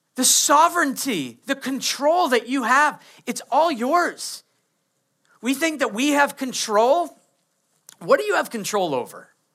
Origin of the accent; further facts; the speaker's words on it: Maine, United States; I grew up in Maine